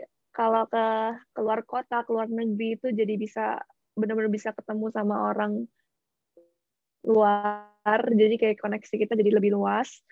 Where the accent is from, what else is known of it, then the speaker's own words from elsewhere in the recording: Bandar Lampung, Lampung, Indonesia; moved away as an adult; now in Shanghai, China; asalnya dari Bandar Lampung